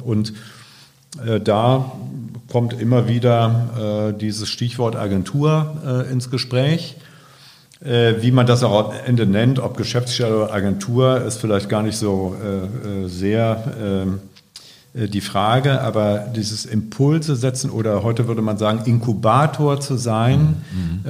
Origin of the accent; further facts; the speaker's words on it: Ahr Valley, Rhineland-Palatinate, Germany; moved away as an adult; also born or lived in Hamburg; now in Bremen, Germany; Ich komme gebürtig aus dem Ahrtal, äh, in der letzten Zeit bekannt geworden durch die Flut. Äh, und da steht auch mein Elternhaus noch